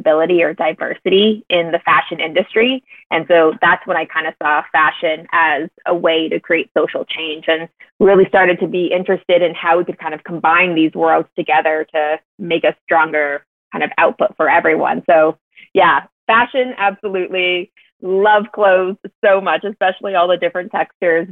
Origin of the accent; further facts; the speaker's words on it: Canada; moved away as an adult; also born or lived in Toronto, Canada; now in Chicago, United States; I actually went to university in Canada, in Toronto